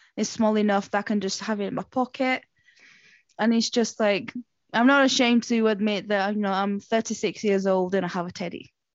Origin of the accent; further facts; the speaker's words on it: Portugal; moved away; I grew up in Portugal